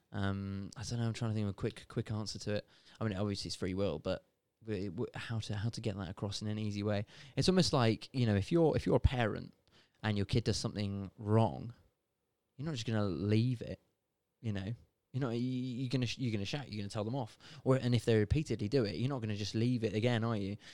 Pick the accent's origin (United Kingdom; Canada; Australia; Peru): United Kingdom; I'm born and bred in Britain.